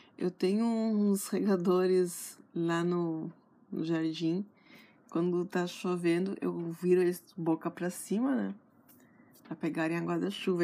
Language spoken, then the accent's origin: Portuguese; Santana do Livramento, Rio Grande do Sul, Brazil; moved away; eu sou de Livramento, que é a fronteira com o Uruguai